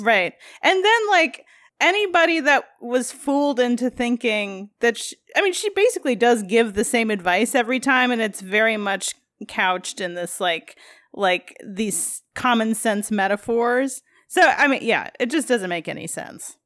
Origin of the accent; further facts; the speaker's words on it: Midwest, United States; As a Midwesterner, like, obviously, we would go to Minneapolis as our, like, big city